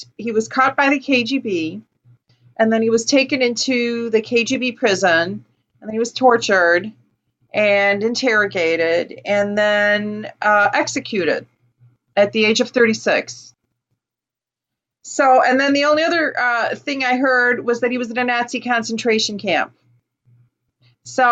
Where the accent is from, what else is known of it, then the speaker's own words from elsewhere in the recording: Chicago, Illinois, United States; I grew up in Chicago, 1960s